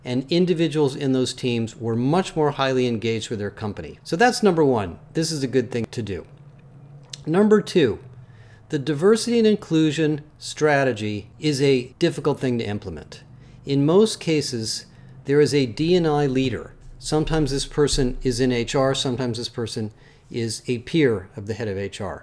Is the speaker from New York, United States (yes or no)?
no; Berkeley, California, United States; also born or lived in Oakland, California / Richmond, California; I grew up in Berkeley